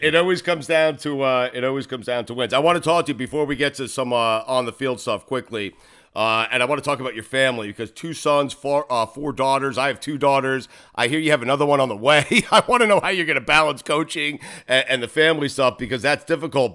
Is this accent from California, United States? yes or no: no; Port Washington, New York, United States; I grew up in Port Washington.